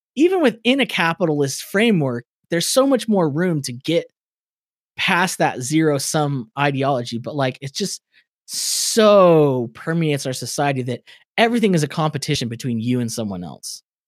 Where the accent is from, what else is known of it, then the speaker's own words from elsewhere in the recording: California, United States; I'm from California